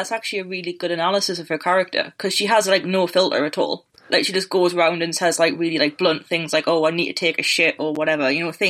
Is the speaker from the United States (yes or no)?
no; United Kingdom; So, you know, both of us being Brit, we have no idea what we're talking about, right?